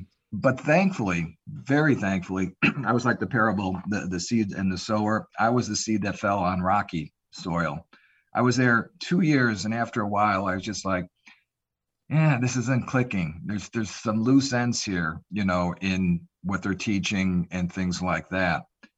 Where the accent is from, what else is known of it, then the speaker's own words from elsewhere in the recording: Illinois, United States; now in Phoenix, United States; We are both from the Chicago area, kind of a suburb north of Chicago.